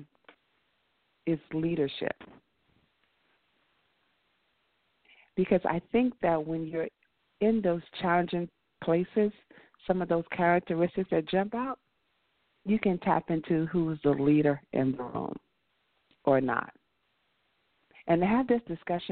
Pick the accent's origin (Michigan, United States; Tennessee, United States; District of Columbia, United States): District of Columbia, United States; Washington; now in Atlanta, United States; no, you're not from D.C. Yeah, I am